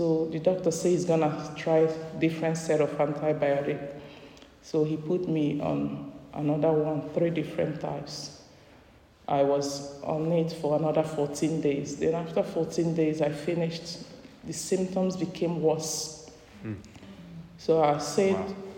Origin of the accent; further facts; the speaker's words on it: Nigeria; moved away as an adult; now in United States; I'm a Nigerian